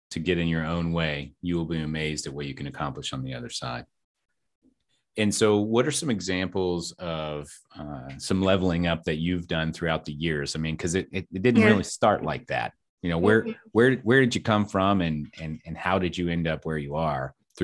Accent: Kentucky, United States; now in Texas, United States; We're from Kentucky, and I was able to drop the accent. She was not.

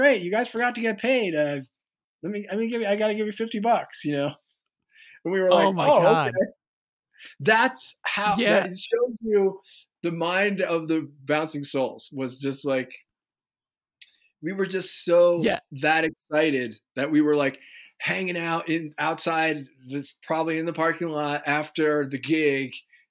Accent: Basking Ridge, New Jersey, United States; growing up in New Jersey.

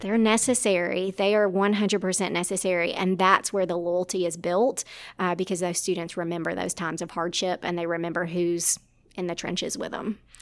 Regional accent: South Arkansas, United States; moved away as an adult; now in Ruston, United States; originally from South Arkansas

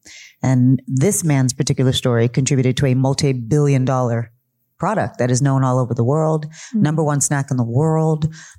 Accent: United States; I am Chicana. I am Mexican-American.

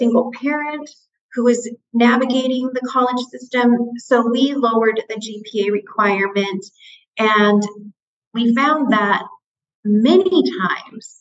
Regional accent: United States; I was born and raised on the Navajo Reservation

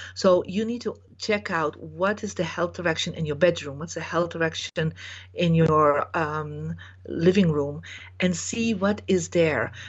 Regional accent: Belgium; I was born in Belgium

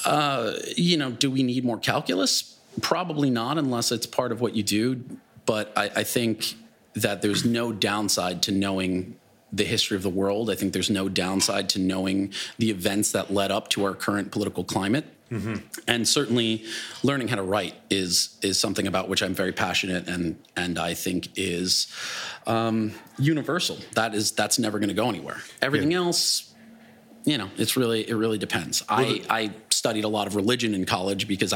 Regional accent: Glen Cove, New York, United States; I'm just a kid from Long Island

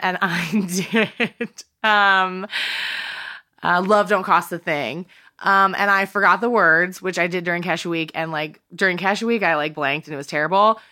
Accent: Eastern North Carolina, United States; I grow up in North Carolina

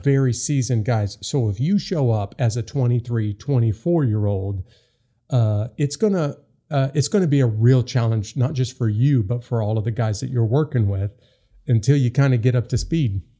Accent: Upper Midwest, United States; I come from the upper Midwest too

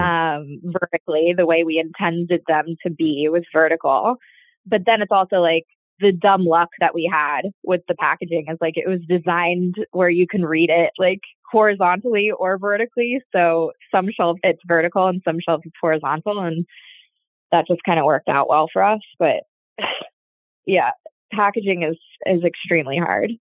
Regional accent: Florida, United States; I grew up in Florida

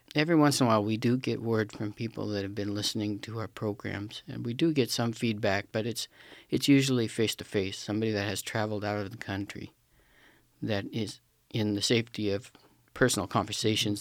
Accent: Pacific Northwest, United States; I'm from the Pacific Northwest, from a small town in the, uh, foothills of Cascade Mountains.

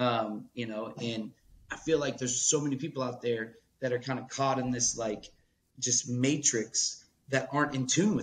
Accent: Atlanta, Georgia, United States; also born or lived in Charleston, West Virginia / Pittsburgh; I was born in Charleston, West Virginia, which is like the birthplace of that mountain music, that old school, even polka, if you will, from my roots in Pittsburgh, to then growing up in Atlanta

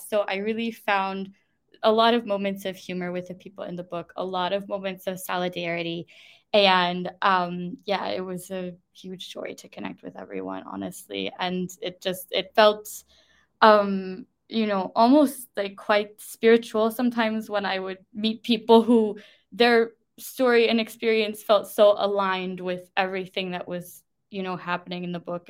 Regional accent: United States; moved away as an adult; now in United Kingdom; me, as the American citizen

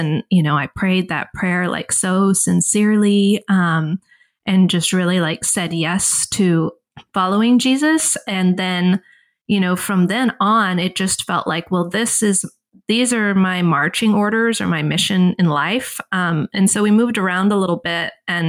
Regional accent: the South, United States; which I'm from the South. So if you're not from the South, it's like, you know, parents send their kids to a week long, you know, Bible day camp, essentially.

